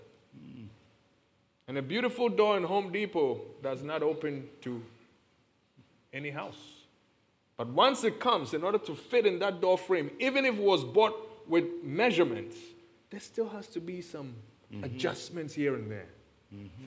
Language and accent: English; Ghana; accent: heavy African; now in United States